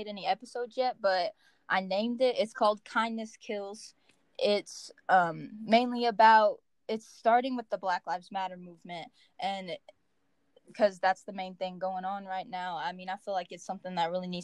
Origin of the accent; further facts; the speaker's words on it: Henderson, Kentucky, United States; Henderson, for example, like, my hometown